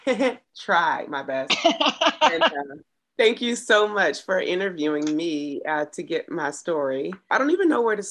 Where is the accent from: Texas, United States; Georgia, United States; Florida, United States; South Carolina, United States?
Georgia, United States; Augusta; moved away as an adult; also born or lived in Atlanta, Georgia; I'm originally from Augusta, Georgia